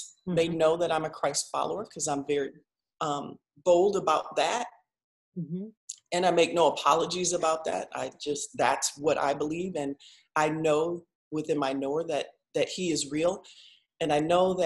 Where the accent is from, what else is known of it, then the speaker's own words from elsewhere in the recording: Midwest, United States; I'm from the Midwest